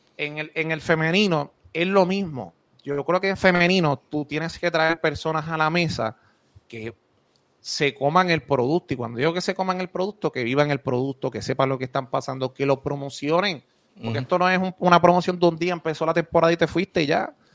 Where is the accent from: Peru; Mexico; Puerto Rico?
Puerto Rico; Moca; also born or lived in United States; Yo soy de Moca